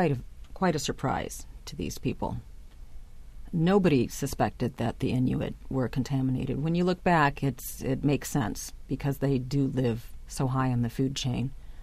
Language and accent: English; Chicago, Illinois, United States; and I grew up in Chicago, so yes, it was very cold, even in summer.